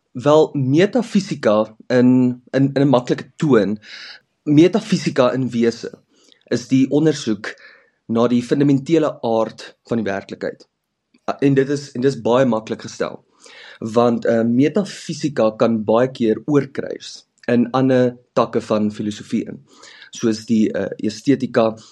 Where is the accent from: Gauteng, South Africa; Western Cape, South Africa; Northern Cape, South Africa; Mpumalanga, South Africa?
Gauteng, South Africa; Heidelberg; ek is gebore in 'n klein dorp uh langs die Suikerbosrand in Heidelberg by Johannesburg op die N